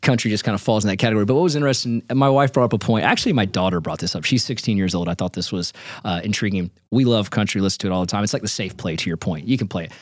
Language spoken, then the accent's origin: English; Nashville, Tennessee, United States; I'm from Nashville, born and raised